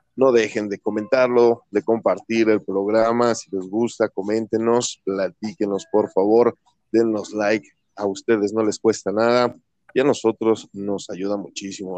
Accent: Mexico; como buen mexicano

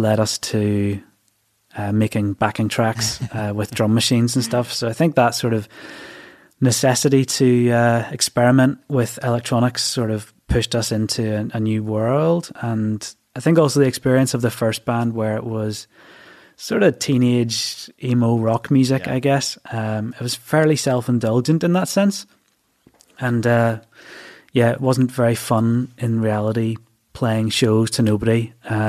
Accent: Bangor, Northern Ireland, United Kingdom; I was born and bred in Bangor, County Down.

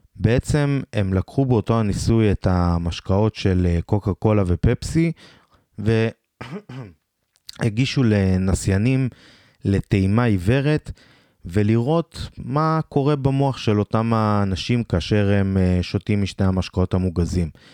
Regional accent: Beersheba, Southern District, Israel; אני מבאר שבע במקור

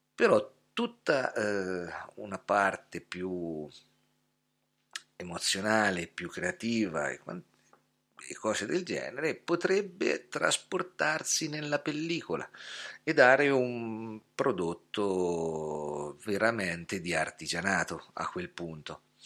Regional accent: Scheggia, Umbria, Italy; also born or lived in Gubbio; mi sono trasferito da Gubbio a Scheggia, dove sono nato e cresciuto, quindi sono tornato a casa

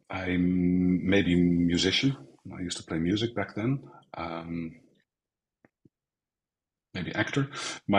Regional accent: Netherlands; moved away as an adult; now in Spain; I grew up in Holland. I was born in the center of Holland

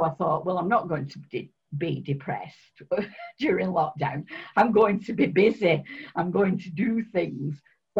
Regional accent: Oldham, North West England, United Kingdom; also born or lived in Spain; I was born in Oldham, and although I've lived in other places, I always come back to Oldham

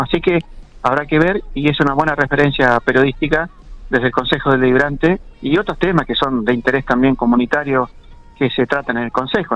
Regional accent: General Pico, La Pampa, Argentina; somos acá de Pico

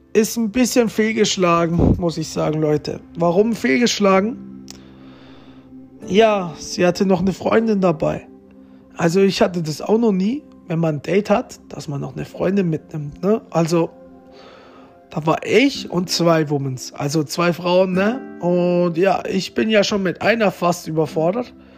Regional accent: Romania; moved away; mein Geburtsort ist im Vulkan in Rumänien

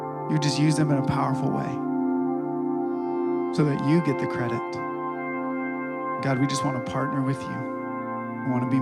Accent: Ohio, United States; moved away; I grew up in Ohio

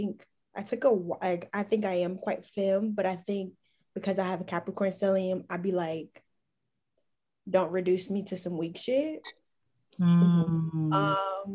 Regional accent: Houston, Texas, United States; I'm from Houston

